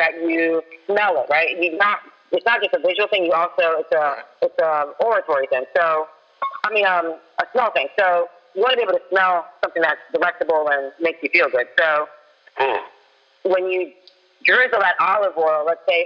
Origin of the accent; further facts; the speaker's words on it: Falls Church, Virginia, United States; I was raised in Falls Church, Virginia